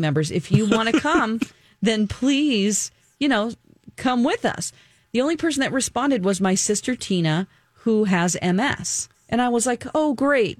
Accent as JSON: {"language": "English", "town": "Springfield", "region": "Missouri", "country": "United States", "tie": "born or raised there", "moved": "yes", "lives_now": "Minneapolis, United States", "said": "my hometown of Springfield, Missouri"}